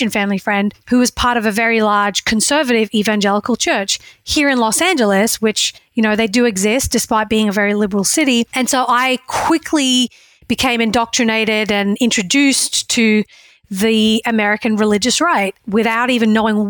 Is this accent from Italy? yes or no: no; Australia; moved away as an adult; now in United States; I grew up in Australia where the political and religious environment were completely separate